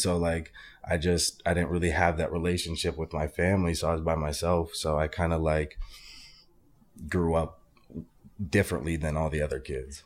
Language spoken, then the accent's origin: English; Arizona, United States; I'm originally from Arizona